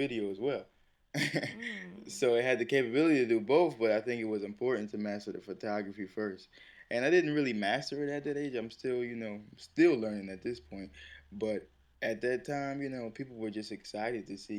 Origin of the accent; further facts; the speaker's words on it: Plainfield, United States; I was born in Plainfield